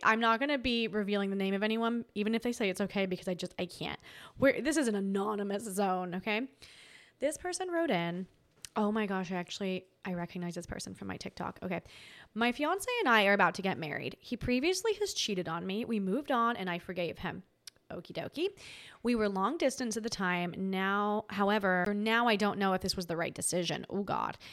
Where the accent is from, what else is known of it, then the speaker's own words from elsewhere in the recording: Tasmania, Australia; I'm from Tasmania. And Tasmanians are very Tasmanians are very nice